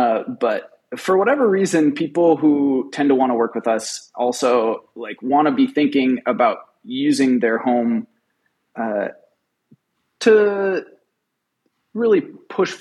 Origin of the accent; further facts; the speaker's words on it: Rochester, Minnesota, United States; So I grew up in Rochester